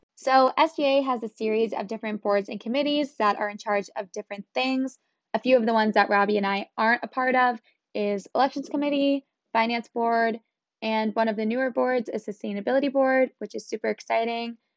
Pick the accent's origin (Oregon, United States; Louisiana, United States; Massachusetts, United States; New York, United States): Massachusetts, United States; North Reading; I'm from North Reading, Massachusetts, which is pretty close to Boston